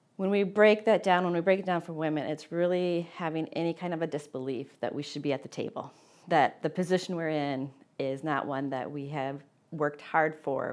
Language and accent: English; Midwest, United States; growing up in the Midwest